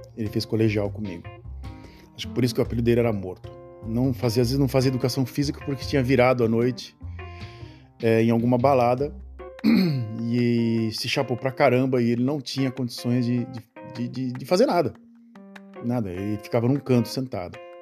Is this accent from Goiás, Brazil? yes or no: no; Santos, São Paulo, Brazil; moved away; às vezes de Santos, da cidade onde eu nasci